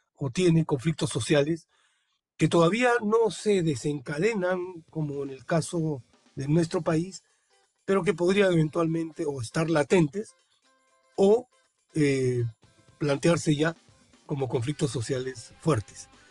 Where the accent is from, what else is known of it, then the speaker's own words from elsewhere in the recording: Peru; nuestro país